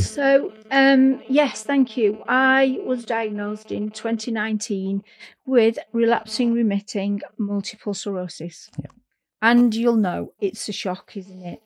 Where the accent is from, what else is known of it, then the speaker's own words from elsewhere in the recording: Manchester, North West England, United Kingdom; moved away as an adult; now in North East England, United Kingdom; I'm from Manchester, and um, I'm up in the northeast now, uh, and I moved up here for work